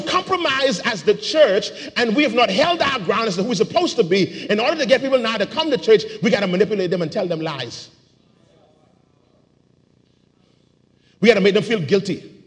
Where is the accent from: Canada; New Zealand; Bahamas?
Bahamas